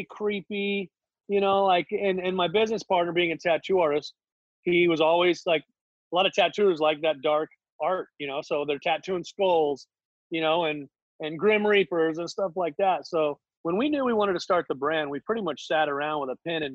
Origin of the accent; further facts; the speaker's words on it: North Orange County, California, United States; we grew up here in Orange County, North mm-hmm. Orange County, close